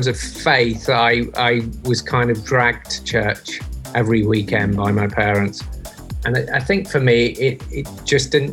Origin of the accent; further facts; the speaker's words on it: Leicester, East Midlands, United Kingdom; moved away; I'm from England originally, from a town called Leicester. So pretty much I grew up outside